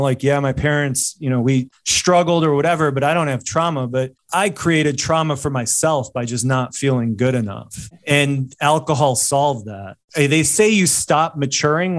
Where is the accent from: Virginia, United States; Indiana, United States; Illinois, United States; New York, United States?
Illinois, United States; Chicago; living and growing up in Chicago